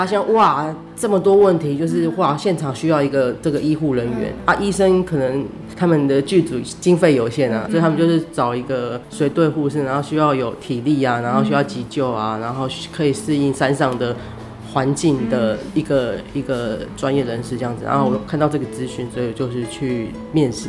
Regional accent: Taipei, Taiwan; 为什么我会就是我明明就是台北出生长大的，但是我整天就想要逃。

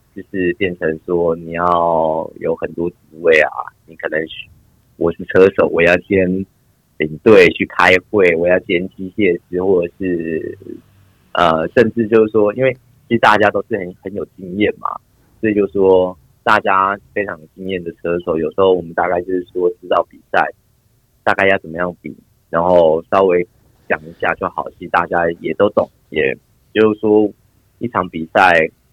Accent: Taiwan; moved away as an adult; 我们台湾人一开始过去最要克服的就是饮食的部分

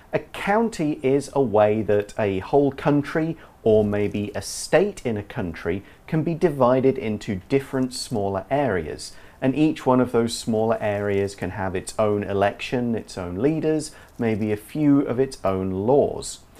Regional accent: East Midlands, United Kingdom; So I am from Nottinghamshire, or Nottinghamshire, for, as another way to say it. This is a county, and the city of Nottingham is inside it.

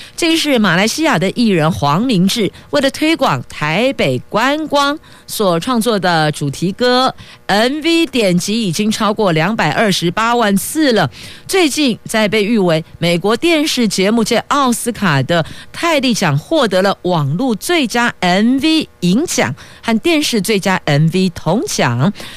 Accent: Taiwan; 身为台湾人

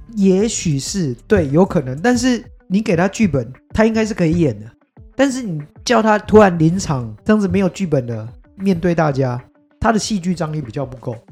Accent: Tainan, Taiwan; born or raised there

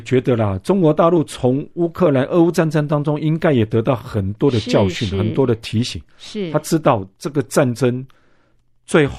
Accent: Taiwan; 就像我们台湾人常讲的，

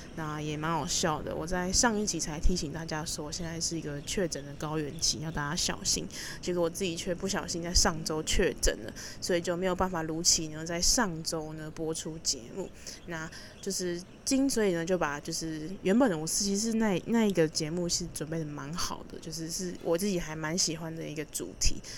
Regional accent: Taipei, Taiwan; 我是一个土生土长的台北人

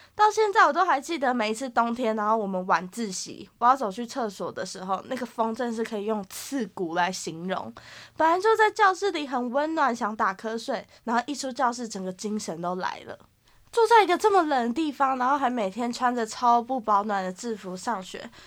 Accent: Tamsui, New Taipei, Taiwan; 从小就住在淡水嘛，然后就是每一次寒流来都会看到新闻写说最低温就在淡水。而且呢，我国中、高中都是在淡江高中读的

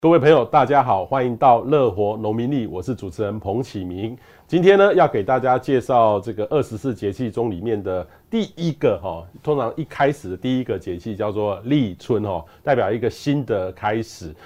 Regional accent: southern Taiwan, Taiwan; moved away; 我小时候在南部嗯，南部长大

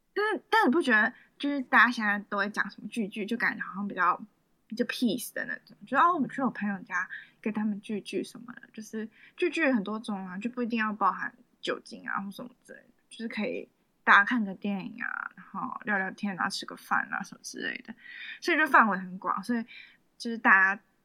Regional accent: Taiwan; 因为我们台湾人所谓的喝酒就是真的是单纯喝酒

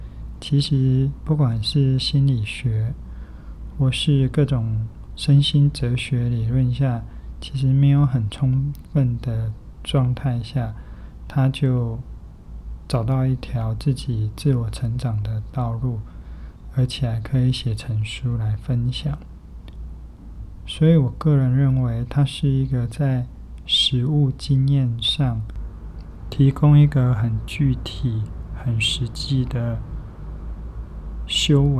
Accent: Kaohsiung, Taiwan; now in Taipei, Taiwan; 这本书陪我陪非常久了，是我从高雄来台北拿上来的几本书之一。算算也快二十多年了。

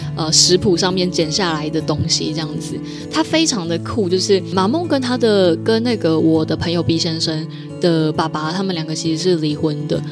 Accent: Taiwan; 你知道我们台湾人就是，呃，遇到外国人的时候就很想跟他讲英文

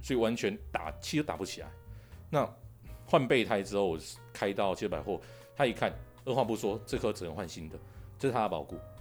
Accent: Taiwan; 我们台湾会直接以那个酒精浓度来做测试

